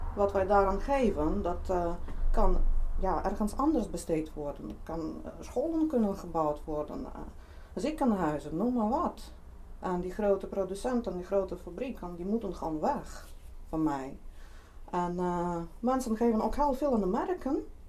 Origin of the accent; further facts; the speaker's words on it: Lithuania; Dutch is a second language; moved away as an adult; now in Netherlands; Zelf kom ik oorspronkelijk uit Litouwen